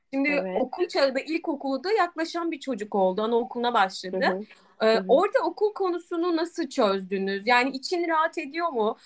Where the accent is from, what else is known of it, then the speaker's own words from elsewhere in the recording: Aegean Region, Turkey; bir Egeli olarak